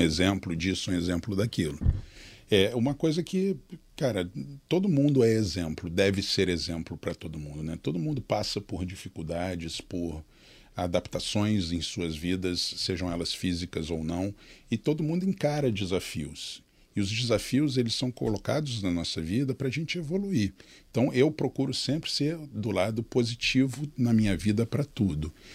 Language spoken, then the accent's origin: Portuguese; interior of São Paulo, Brazil; Eu sou do interior de São Paulo, nasci uhum. numa uma cidade bem pequenininha